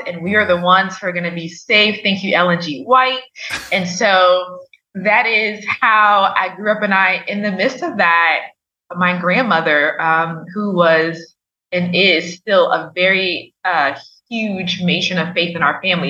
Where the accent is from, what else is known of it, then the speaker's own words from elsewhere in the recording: Liberia; moved away; growing up in Africa, in Liberia, obviously we had doctors, but not as immediate access